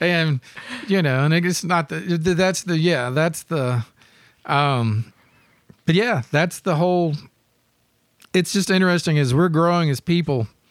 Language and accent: English; Memphis, Tennessee, United States; growing up in Memphis